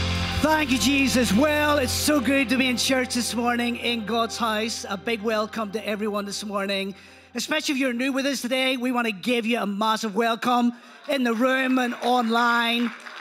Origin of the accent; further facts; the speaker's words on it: Belfast, Northern Ireland, United Kingdom; accent: Belfast; not originally from around these parts. Although my accent, some people say, it's fading, but I don't know. I think I've still got quite a strong Belfast accent. That's until I go back home and then people change their mind.